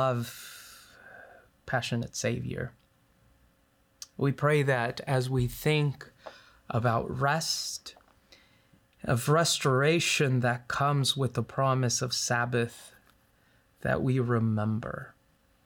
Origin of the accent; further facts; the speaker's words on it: Los Angeles, California, United States; now in Loma Linda, United States; we grew up in the San Fernando Valley